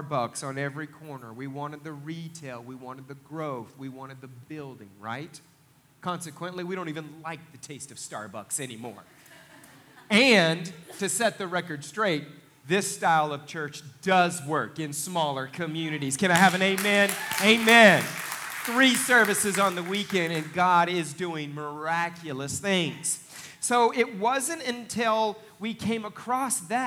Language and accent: English; Northeast Oklahoma, United States; now in Pryor, United States; we're from Northeast Oklahoma